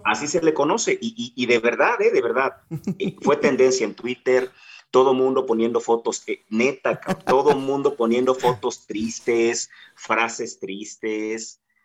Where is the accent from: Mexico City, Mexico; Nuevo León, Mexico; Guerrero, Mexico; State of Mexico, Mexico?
Guerrero, Mexico; los que somos guerrerenses